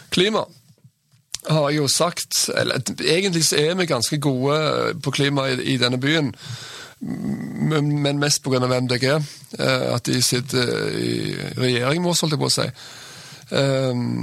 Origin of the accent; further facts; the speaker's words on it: Sandnes, Rogaland, Norway; also born or lived in Bergen; now in Stavanger, Norway; Jeg vokste opp på Gandalen i Sandnes